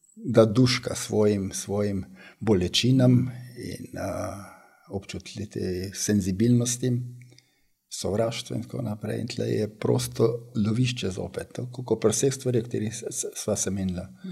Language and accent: Slovenian; Slovenia; smo Slovenci